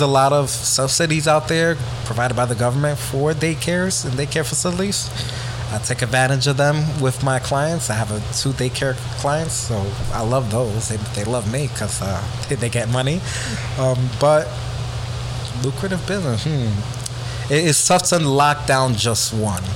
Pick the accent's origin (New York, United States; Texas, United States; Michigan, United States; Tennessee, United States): New York, United States; New York City; I came from the Bronx, being poor, being from a single parent household